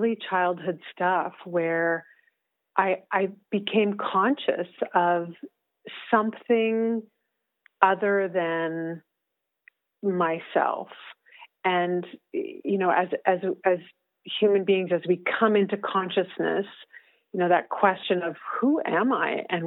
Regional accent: Whitehorse, Yukon, Canada; moved away; I was back in Whitehorse, which is my hometown

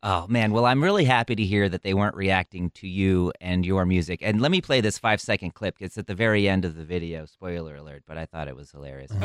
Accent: Midwest, United States; accent: Midwest; my Midwest accent

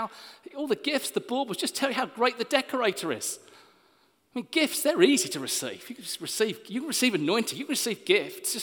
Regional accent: Hastings, South East England, United Kingdom; Natalie and I grew up in Hastings

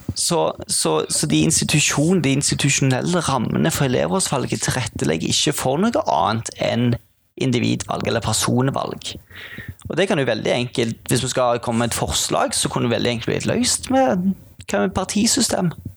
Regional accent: Sandnes, Rogaland, Norway; moved away as an adult; now in Bergen, Norway; jeg er jo ikke fra Bergen, jeg er fra Sandnes. Innflytta til Bergen

